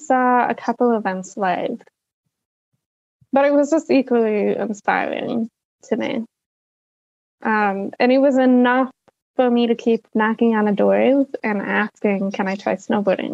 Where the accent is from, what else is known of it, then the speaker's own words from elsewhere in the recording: Salt Lake City, Utah, United States; I grew up in Salt Lake City, Utah